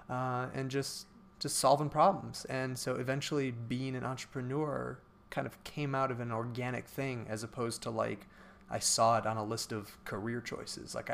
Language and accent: English; Cleveland, Ohio, United States; Right. Which is where I'm from. I'm from Cleveland area, and I said, okay, I got to get to one of those schools.